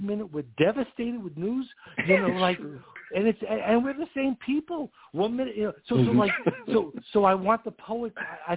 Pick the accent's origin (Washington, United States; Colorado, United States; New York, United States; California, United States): New York, United States; New York City; accent: New York; you could hear I'm from New York. I'm from Queens